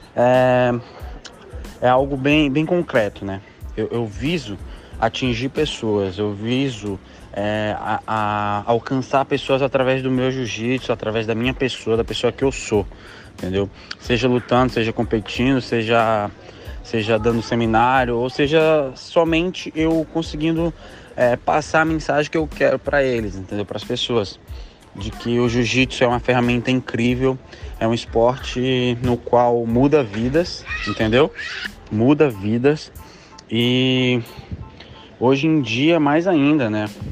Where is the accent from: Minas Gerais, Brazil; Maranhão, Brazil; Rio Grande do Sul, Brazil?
Maranhão, Brazil; lá no meu estado, no Maranhão